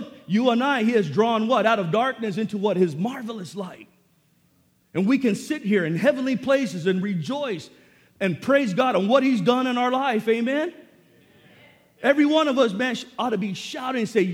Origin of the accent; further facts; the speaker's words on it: National City, California, United States; I grew up in Sweetwater High School in National City